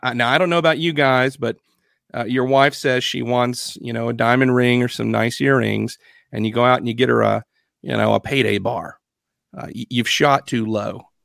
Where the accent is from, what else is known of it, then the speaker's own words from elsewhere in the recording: United States; we as American Christians